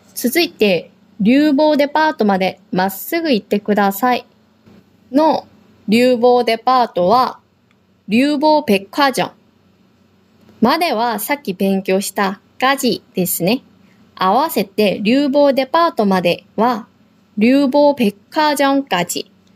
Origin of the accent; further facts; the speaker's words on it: South Korea; now in Okinawa, Japan; 私たち沖縄に住んでいる韓国人と台湾人